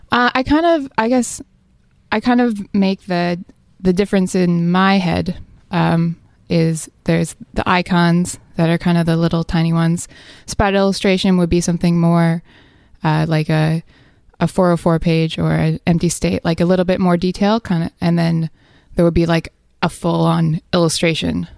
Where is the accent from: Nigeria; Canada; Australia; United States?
Canada; New Brunswick; moved away as an adult; also born or lived in Vancouver, Canada; I'm from New Brunswick